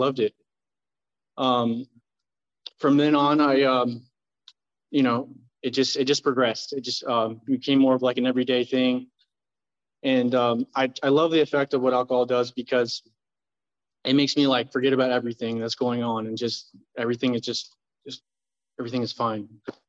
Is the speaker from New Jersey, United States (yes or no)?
no; Tustin, California, United States; also born or lived in Fullerton, California; I moved over to Tustin when I was 5 years old